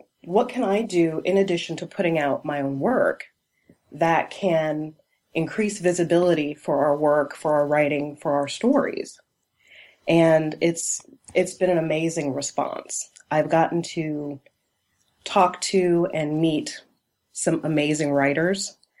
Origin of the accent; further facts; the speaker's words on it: Charleston, South Carolina, United States; my hometown of Charleston, South Carolina.